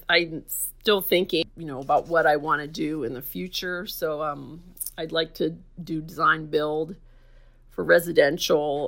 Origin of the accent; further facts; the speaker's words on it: Dormont, Pennsylvania, United States; now in La Mesa, United States; I grew up in Dormont, Pennsylvania, which is outside of Pittsburgh